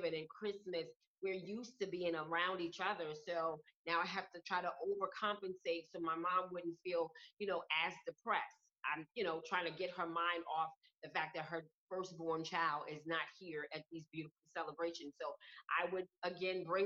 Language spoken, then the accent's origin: English; New York City, New York, United States; moved away; I'm originally from Brooklyn, New York.